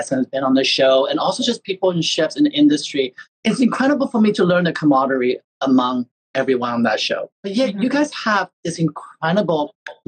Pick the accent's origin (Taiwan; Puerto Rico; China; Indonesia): Taiwan; now in United States; I'm a first generation immigrant. I was born in Taiwan, and when my family moved over here